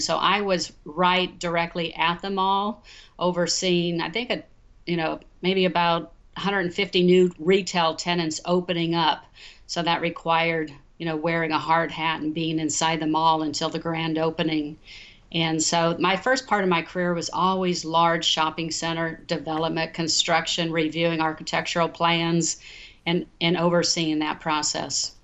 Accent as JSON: {"language": "English", "town": "Omaha", "region": "Nebraska", "country": "United States", "tie": "born or raised there", "also_born_or_lived": "Los Angeles, United States", "moved": "as an adult", "lives_now": "Dallas, United States", "said": "Growing up in Omaha, Nebraska, my grandfather and my father"}